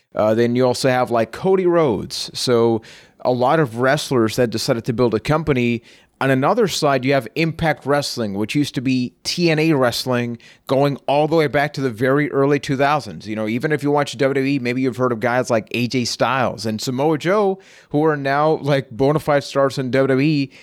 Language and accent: English; Puerto Rico; I am from Puerto Rico